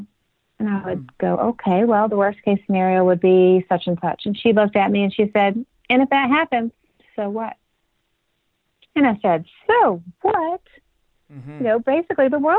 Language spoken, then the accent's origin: English; Nashville, Tennessee, United States; my hometown of Nashville